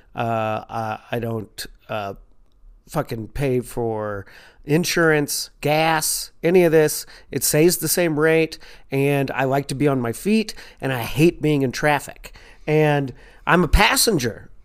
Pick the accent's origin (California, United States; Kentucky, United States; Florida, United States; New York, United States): Kentucky, United States; Louisville; accent: southern twang; moved away as an adult; also born or lived in Chicago / Los Angeles; I'm from Louisville, Kentucky